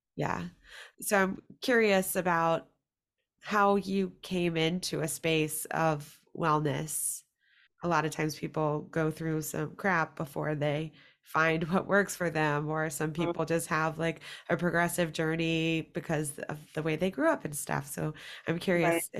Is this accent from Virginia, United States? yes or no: yes; Virginia, United States; I am from Virginia